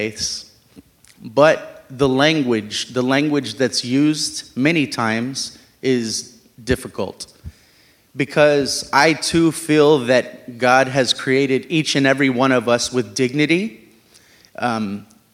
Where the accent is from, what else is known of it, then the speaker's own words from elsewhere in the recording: United States; I was born and raised in America